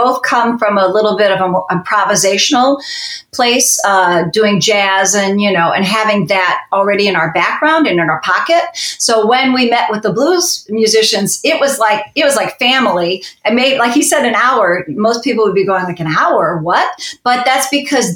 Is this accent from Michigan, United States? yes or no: no; Chicago, Illinois, United States; we're from Chicago.